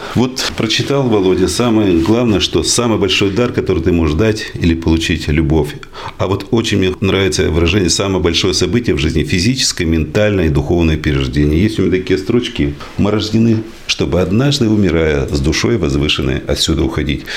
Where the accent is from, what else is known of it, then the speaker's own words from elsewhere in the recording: Izhevsk, Udmurtia, Russia; Я родился в Ижевске, в Ленинском районе. Были у меня друзья, и часто мы смотрели в сторону речки Пироговка